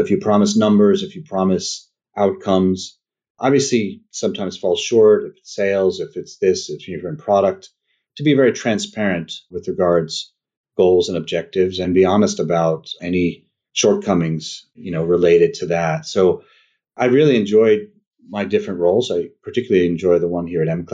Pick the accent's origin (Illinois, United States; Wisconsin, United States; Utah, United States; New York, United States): New York, United States; upstate; now in Texas, United States; I'm upstate New York originally